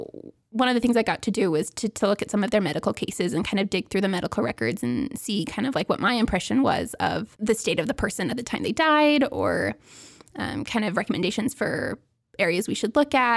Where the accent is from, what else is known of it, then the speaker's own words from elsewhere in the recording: Seattle, Washington, United States; moved away as an adult; also born or lived in Provo, Utah; I grew up in Seattle, Washington, and then I came to BYU